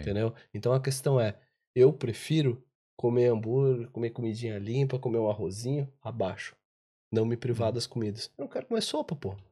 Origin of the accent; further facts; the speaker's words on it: Santa Catarina, Brazil; Eu sou de Santa Catarina